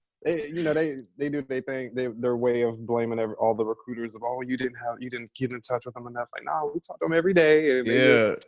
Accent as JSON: {"language": "English", "region": "Southern Georgia", "country": "United States", "tie": "born or raised there", "also_born_or_lived": "Detroit, Michigan", "said": "I was born in Detroit and then raised in Southern Georgia."}